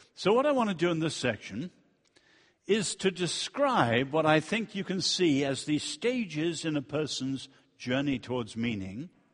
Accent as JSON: {"language": "English", "country": "China", "tie": "born or raised there", "also_born_or_lived": "Europe / United States", "moved": "yes", "said": "I was born in China and I've lived in Europe and the United States"}